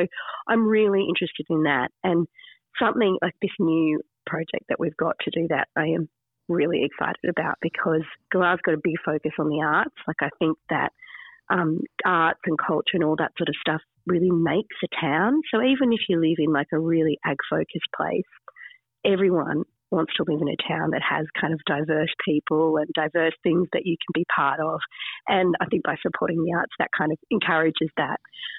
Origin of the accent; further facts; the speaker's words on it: Sydney, New South Wales, Australia; moved away as an adult; now in regional Australia; I came from the city. I grew up in Sydney and I really knew nothing about regional Australia.